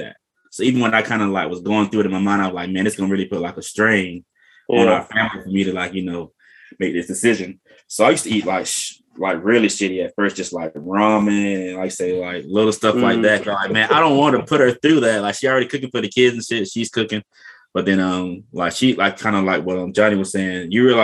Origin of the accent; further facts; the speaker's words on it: the South, United States; we're from the South